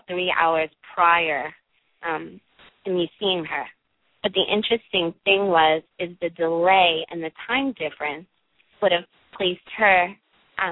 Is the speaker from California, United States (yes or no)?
no; New York City, New York, United States; accent: Brooklyn; I grew up in Brooklyn, hence the accent.